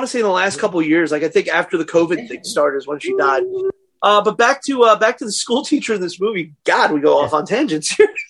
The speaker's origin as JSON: {"language": "English", "town": "New York City", "region": "New York", "country": "United States", "said": "my little neighborhood in Bensonhurst."}